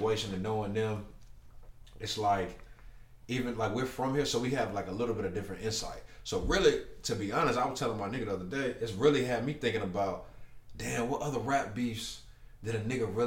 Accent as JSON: {"language": "English", "town": "Charlotte", "region": "North Carolina", "country": "United States", "tie": "born or raised there", "said": "I'm from Charlotte, like, you know what I'm saying? I've been here all my life. I wasn't born here, but I've been here since I was one"}